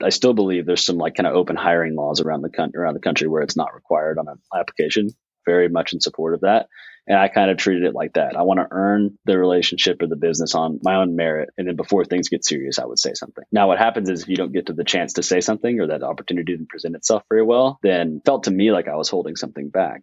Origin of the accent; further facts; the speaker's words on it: Fayetteville, United States; Fayetteville in my hometown